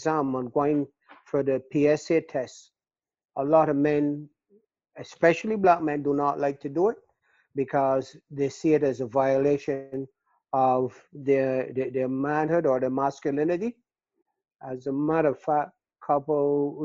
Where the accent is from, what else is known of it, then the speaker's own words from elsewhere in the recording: Barbados; moved away as an adult; growing up in the Caribbean, I was born and raised in Barbados, came here as a young man